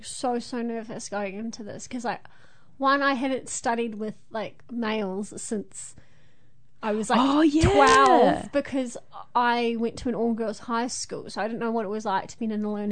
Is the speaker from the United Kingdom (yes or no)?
no; Hamilton, Waikato, New Zealand; I'm from here in Hamilton.